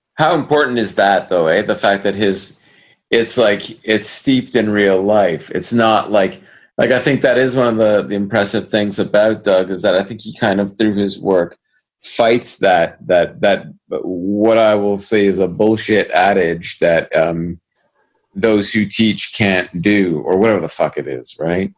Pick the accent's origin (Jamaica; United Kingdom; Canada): Canada; Brampton, Ontario; Brampton, in my hometown